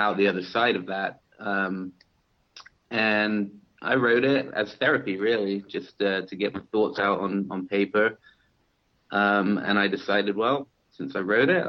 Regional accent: South West England, United Kingdom; moved away as an adult; now in Huntington Beach, United States; I'm originally from England. I grew up in the southwest of England, in Dorset and Devon and Cornwall, and I moved to California about 10 or 11 years ago.

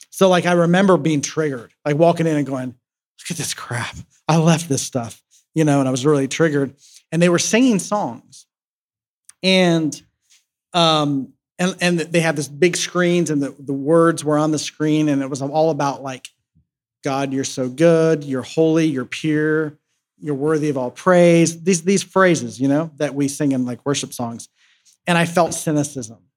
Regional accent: Columbus, Ohio, United States; I was back in my hometown um, where I'm from in Columbus, Ohio

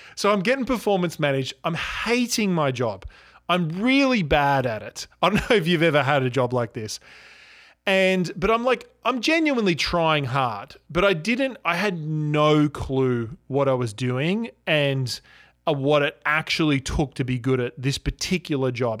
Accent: Cronulla, New South Wales, Australia; also born or lived in Toronto, Canada; I grew up in Australia, right, and, and I actually grew up near the beaches in a place called Cronulla. Now, Cronulla is, it's a little bit south of Sydney.

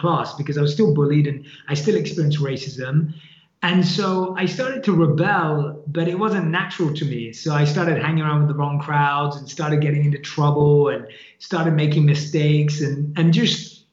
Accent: London, United Kingdom; born and raised in London. That's where I grew up, and that's where my family is

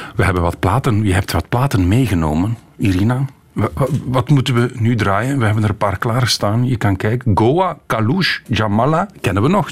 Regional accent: Flanders, Belgium; Wij Vlamingen

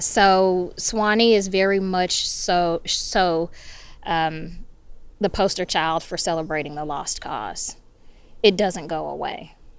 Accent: Memphis, Tennessee, United States; now in Sewanee, United States; growing up in Memphis

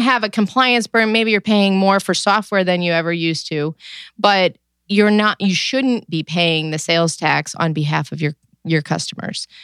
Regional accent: New York, United States; now in Cleveland, United States; I am originally from New York

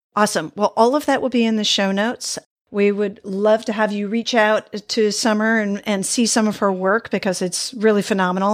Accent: United States; moved away; also born or lived in Sweden; I was became Swedish after living there for many years, but I'm American by birth.

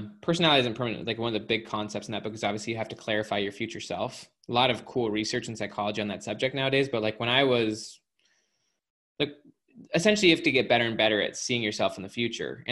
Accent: Utah, United States; I grew up in Utah, very religious family

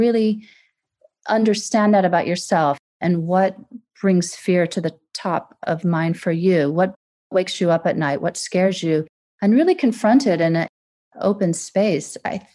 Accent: Deep South, United States; moved away as an adult; also born or lived in Gulf of Mexico coast / San Francisco; now in London, United Kingdom; I'm American, as you can probably tell from my voice. And I grew up in the Deep South.

